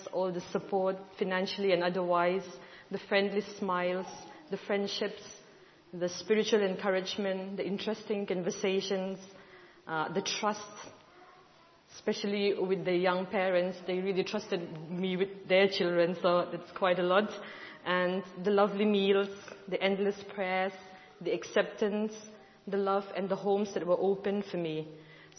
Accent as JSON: {"language": "English", "country": "India", "said": "I'm from India"}